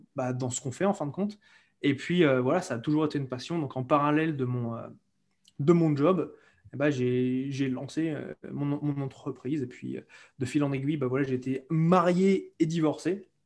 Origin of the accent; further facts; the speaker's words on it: France; moved away as an adult; also born or lived in Cambodia / London, United Kingdom; je suis français et je suis parti de France à l'âge de, de 22 ans exactement